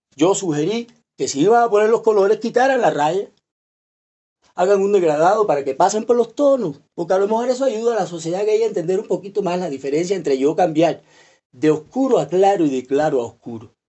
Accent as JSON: {"language": "Spanish", "country": "Cuba", "said": "yo hablo así como cubano, directo"}